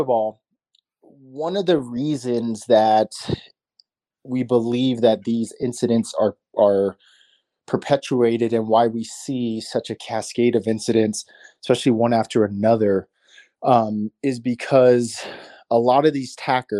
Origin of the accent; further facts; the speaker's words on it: Tucson, Arizona, United States; I'm from Tucson, Arizona. It's where I was born and raised